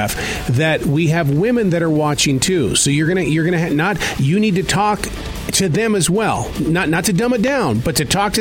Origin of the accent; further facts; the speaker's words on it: Montana, United States; I grew up in Montana